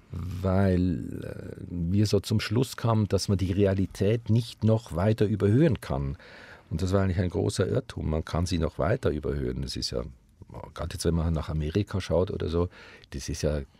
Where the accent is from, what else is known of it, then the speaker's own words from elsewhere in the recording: Switzerland; dass wo immer wir hinkamen in Deutschland und sagten, hallo, wir kommen aus der Schweiz, gingen alle Türen auf.